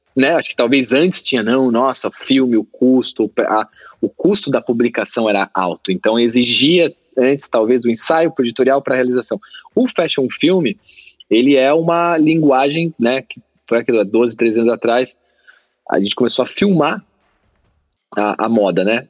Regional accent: Brazil; a gente é brasileiro

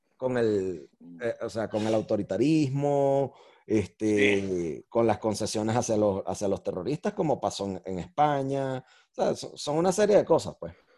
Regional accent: Venezuela; yo como venezolano

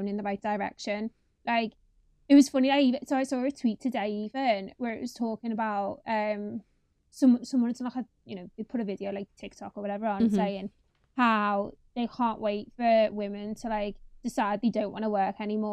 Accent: Liverpool, North West England, United Kingdom; moved away as an adult; now in London, United Kingdom; the area I'm in now isn't dissimilar to the one I grew up in Liverpool

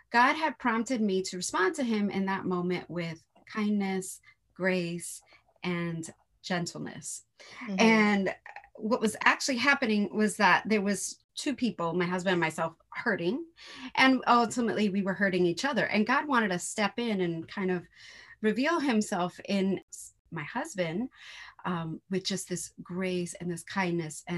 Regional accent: New York City, New York, United States; I'm from New York City

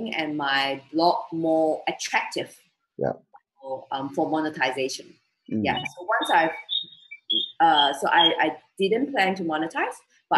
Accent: Malaysia; now in Singapore; I'm from Malaysia, so my siblings and my dad is still back in Malaysia.

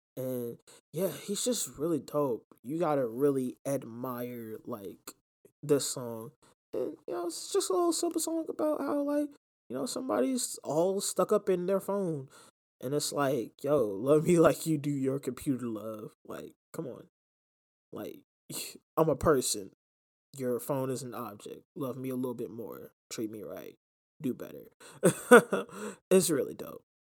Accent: New Orleans, Louisiana, United States; New Orleans, um, which is, you know, my hometown

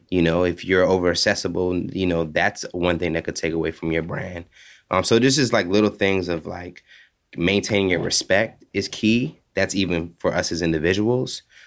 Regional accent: Hawaii, United States; growing up there, it just kinda opened my eyes to different cultures.

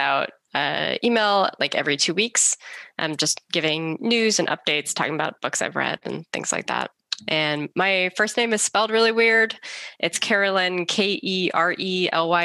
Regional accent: Northern California, United States; I grew up in Northern California, so we spent a lot of time in the redwoods there

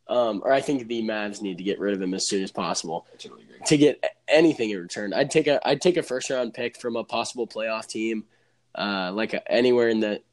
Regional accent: Dallas, Texas, United States; since we're all from the Dallas area

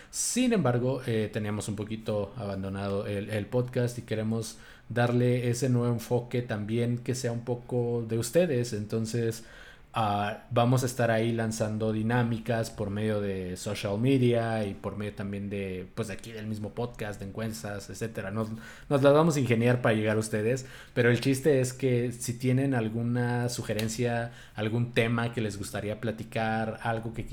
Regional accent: Hermosillo, Sonora, Mexico; also born or lived in Mexico City; los dos somos mitad chilangos, mitad eh, hermosillenses y allá en Hermosillo es muy normal referirte a las personas como

